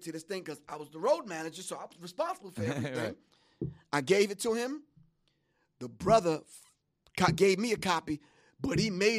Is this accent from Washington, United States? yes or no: no; Roosevelt, New York, United States; I'm from Roseville, Long Island. We don't have no experience with white people right there.